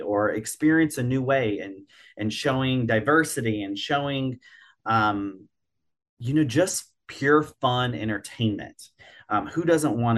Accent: Virginia, United States; I grew up in Virginia, not far from Busch Gardens, Williamsburg

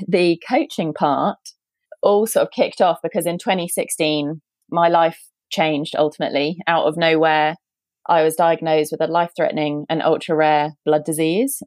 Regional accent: United Kingdom; accent: British; also born or lived in San Francisco; based in, as you might be able to tell from my accent, based in the UK

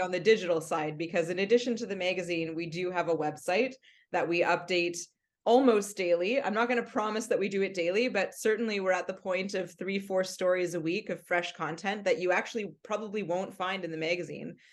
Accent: Mississauga, Ontario, Canada; I grew up in Mississauga listening to C H F

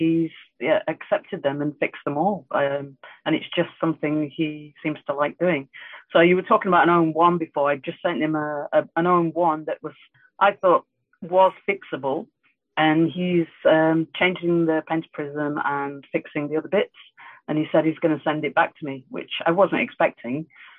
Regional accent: Yorkshire and the Humber, United Kingdom; I'm very close to Leeds. You can see now I'm having a bit of whiskey and I'm getting tired and my accent is now coming out.

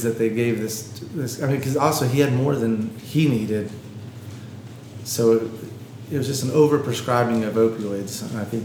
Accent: Gastonia, North Carolina, United States; moved away; growing up in Gastonia, where drugs were everywhere, and people experimented

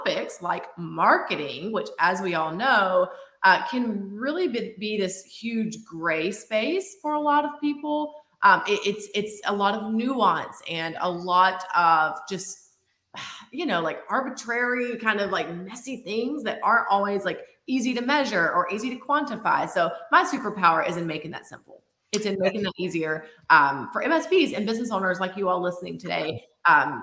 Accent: Georgia, United States; moved away as an adult; now in Florida, United States; I moved from Georgia, actually. You will probably hear that in the accent

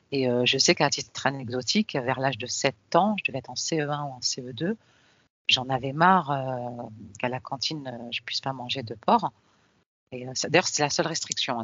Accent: Paris, Île-de-France, France; je suis née en France, née à Paris au début des années 70

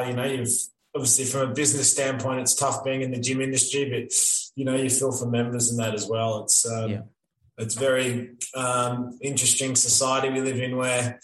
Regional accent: Melbourne, Victoria, Australia; now in Creswick, Australia; growing up in Box Hill, we used to have Wattle Park Squash Club

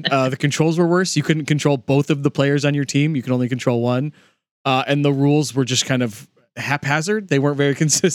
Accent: California, United States; We grew up in California.

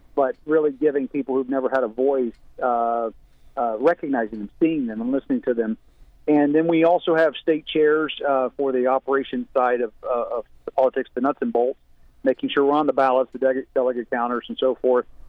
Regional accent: West Virginia, United States; also born or lived in Florida / Kentucky; I grew up in West Virginia.

